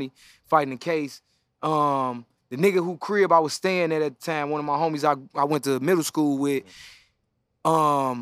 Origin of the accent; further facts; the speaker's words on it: Chicago, Illinois, United States; also born or lived in Arizona; I grew up on the West Side